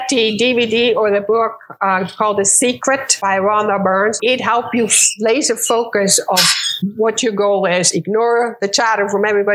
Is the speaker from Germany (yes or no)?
no; Switzerland; moved away as an adult; also born or lived in Morocco / Minneapolis; I'm Swiss. I was born in Morocco. I did my school in Switzerland